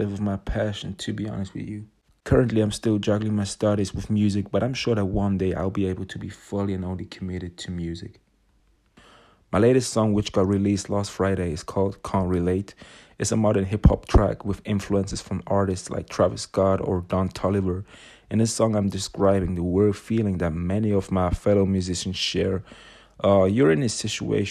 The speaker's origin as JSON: {"language": "English", "country": "Switzerland", "said": "I am from Switzerland, but I've got a close relation to London."}